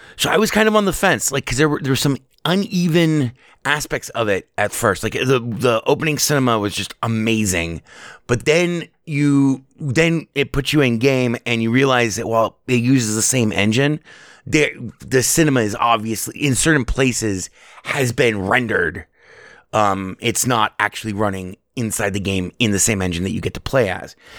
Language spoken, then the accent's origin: English; Las Vegas, Nevada, United States; I was born and raised here in Las Vegas